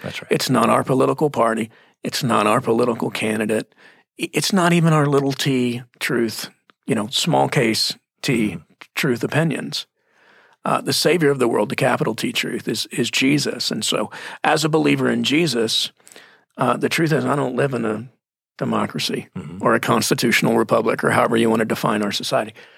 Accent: Texas, United States; moved away; I'm from Texas

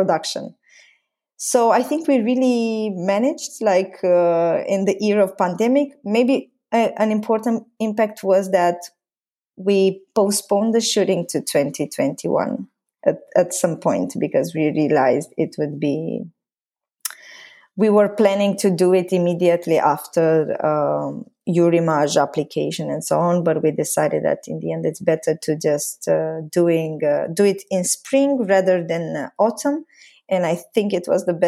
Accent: a small city up north in Romania, northern Romania, Romania; also born or lived in Bucharest; this small city up north in Romania, which also happens to be my hometown.

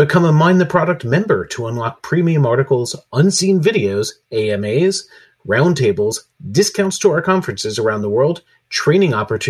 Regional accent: United States; now in United Kingdom; as an American living in the UK

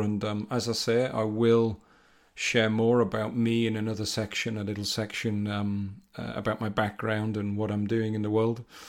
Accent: North East England, United Kingdom; now in Rugby, United Kingdom; I'm from the northeast of England, but I'm living in the Midlands

